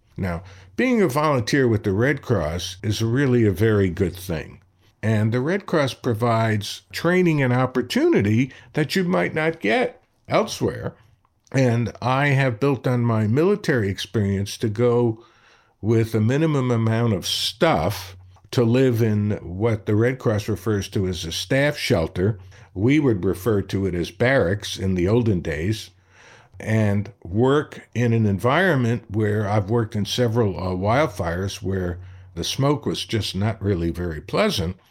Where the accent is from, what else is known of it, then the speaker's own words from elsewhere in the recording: Brooklyn, New York, United States; growing up in Brooklyn